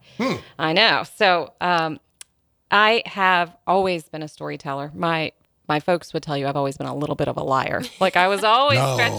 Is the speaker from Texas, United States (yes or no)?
no; Hannibal, Missouri, United States; moved away as an adult; now in Washington, D.C., United States; growing up in Hannibal